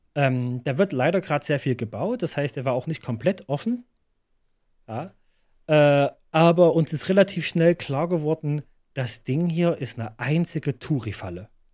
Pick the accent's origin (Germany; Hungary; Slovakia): Germany; Leipzig, Saxony; bei uns in Leipzig